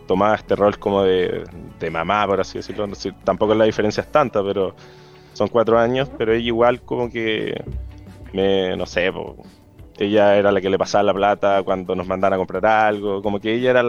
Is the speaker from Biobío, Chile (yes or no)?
yes; Los Ángeles, Biobío, Chile; also born or lived in Santiago; now in Concepción, Chile; Crecí en Los Ángeles